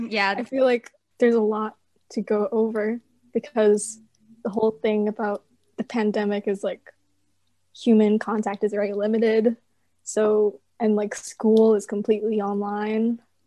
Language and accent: English; West Covina, California, United States; I'm in 11th grade. I'm a junior. I'm from West Covina, California.